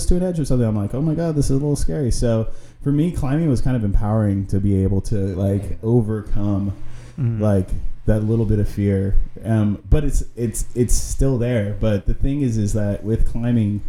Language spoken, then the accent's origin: English; Rohnert Park, California, United States; I grew up in Runner Park, and we got double-decker lanes down there.